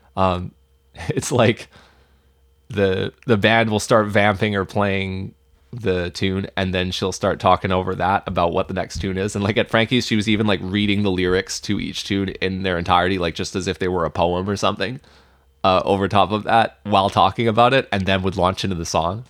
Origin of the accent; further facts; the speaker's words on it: Vancouver, British Columbia, Canada; I, I grew up here